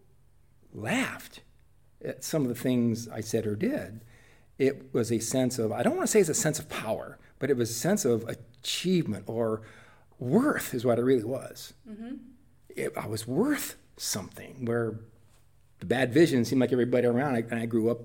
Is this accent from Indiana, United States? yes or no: yes; Whitley County, Indiana, United States; I was born and raised in rural Whitley County, Indiana, in Washington Township.